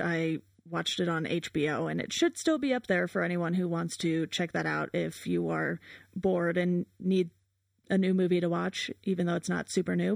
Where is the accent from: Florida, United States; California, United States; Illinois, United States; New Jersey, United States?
California, United States; Southern; I grew up in Southern California